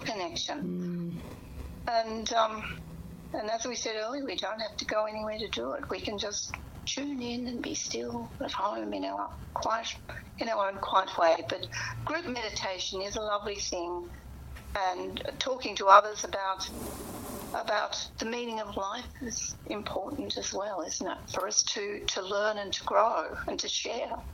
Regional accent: Portland, Victoria, Australia; I come from Portland in the Western District.

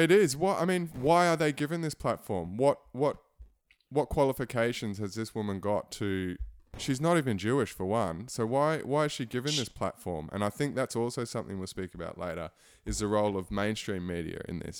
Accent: Christchurch, Canterbury, New Zealand; moved away; I'm, I'm originally from Christchurch, so that's my hometown

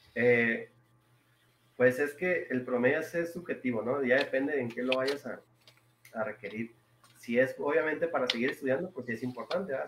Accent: Rosales, Chihuahua, Mexico; also born or lived in Delicias, Chihuahua; yo, soy originario de Ciudad Delicia, bueno, Ciudad Rosales, Chihuahua

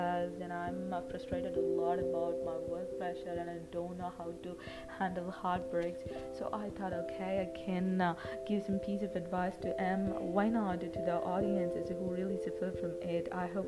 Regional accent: India; from India.

